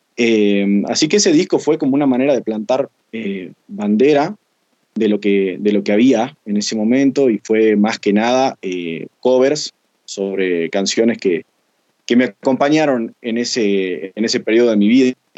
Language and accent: Spanish; Jujuy, Argentina; tengo 28 años, soy de Jujuy